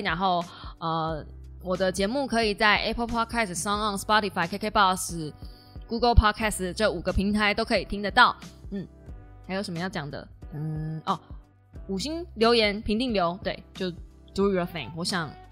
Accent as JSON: {"language": "Chinese", "region": "Kaohsiung", "country": "Taiwan", "said": "我是高雄人，但是因为我妈妈是台南人"}